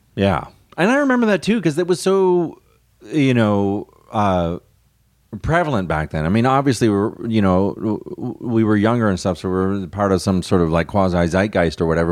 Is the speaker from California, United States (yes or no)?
no; Houston, Texas, United States; also born or lived in London, Ontario, Canada / Austin; I grew up, uh, in Houston